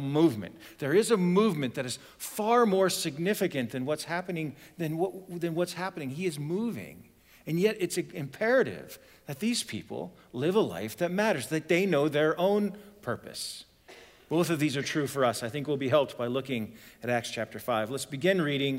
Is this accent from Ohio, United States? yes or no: yes; Ohio, United States; moved away; I'm originally from Ohio